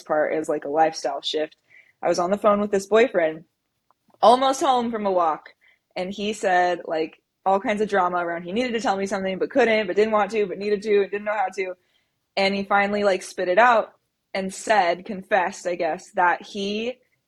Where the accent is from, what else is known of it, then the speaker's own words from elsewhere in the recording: Central Valley, California, United States; also born or lived in San Diego; I'm from the Central Valley in California. That's where I was born and raised